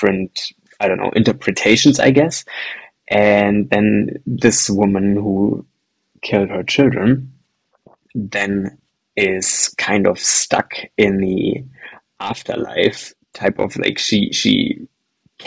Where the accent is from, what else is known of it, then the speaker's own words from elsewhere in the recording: Germany; Here in Germany, where I grew up in Germany